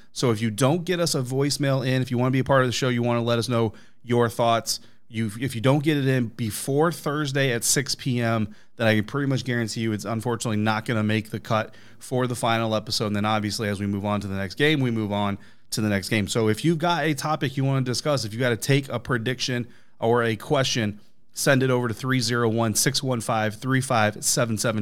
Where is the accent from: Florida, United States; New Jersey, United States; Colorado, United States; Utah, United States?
Colorado, United States; moved away; My, my home state